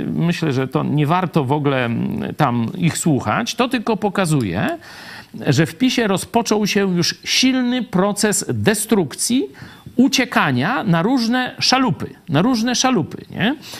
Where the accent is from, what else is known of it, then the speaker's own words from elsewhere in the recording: Lublin, Lublin Voivodeship, Poland; ja z Lublina